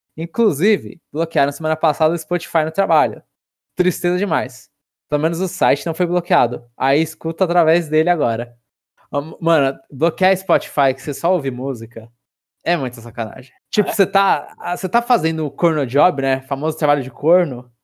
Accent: São Paulo, Brazil; sou do centro de São Paulo

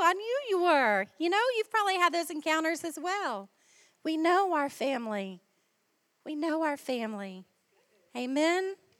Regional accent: Ohio, United States; accent: American; moved away as an adult; now in Australia; my home state

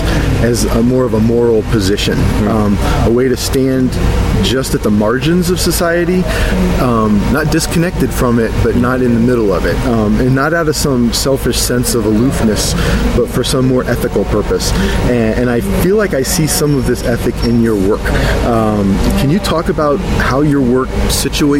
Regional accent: Cleveland, Ohio, United States; moved away; I'm from Cleveland, Ohio, originally

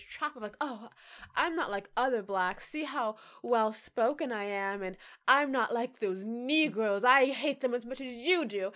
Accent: United States; It was inherent to me that I was American.

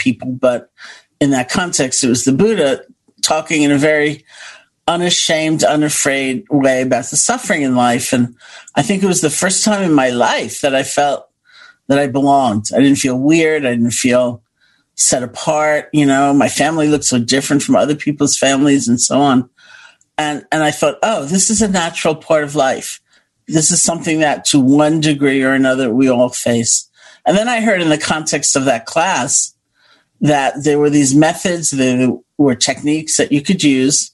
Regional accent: New York City, New York, United States; also born or lived in Buffalo, New York; I grew up in Washington Heights, by the way, and went to college in Buffalo, New York

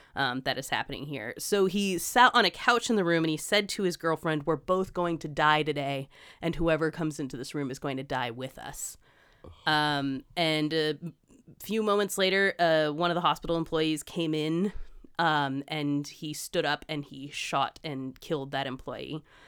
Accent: United States; being an American

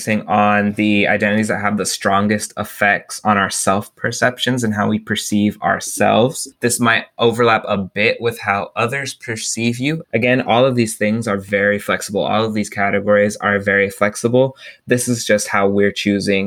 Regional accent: Texas, United States; my geographic background, I'm a Texan

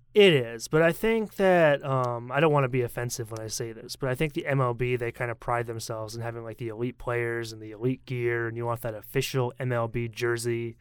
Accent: Portland, Maine, United States; I'm from Portland, Maine

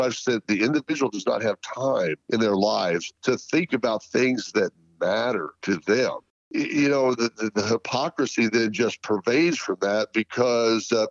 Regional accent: United States; the individual American

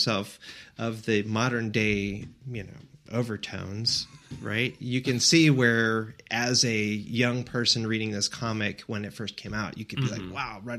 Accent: Elkhart, Indiana, United States; Yeah, Elkhart, Indiana. Oh, Northern Indiana.

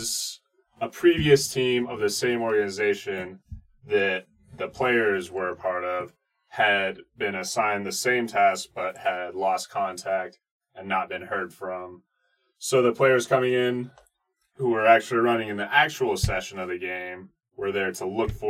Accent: Colorado, United States; us all being born and raised in Colorado.

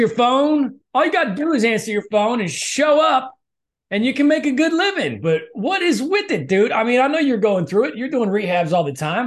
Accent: Midwest, United States; we're both from the Midwest

